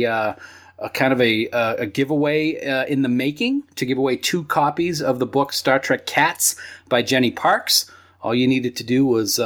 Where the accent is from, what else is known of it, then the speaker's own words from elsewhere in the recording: New England, United States; we have accents. We're from New England, you know? It's wicked cool